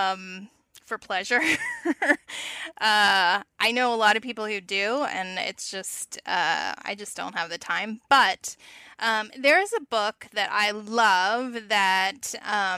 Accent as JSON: {"language": "English", "region": "Virginia", "country": "United States", "tie": "born or raised there", "said": "my home state, Virginia"}